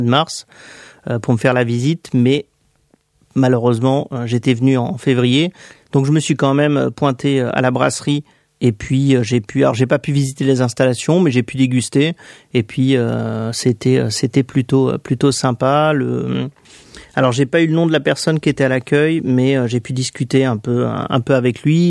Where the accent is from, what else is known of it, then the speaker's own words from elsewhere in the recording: France; je viens de France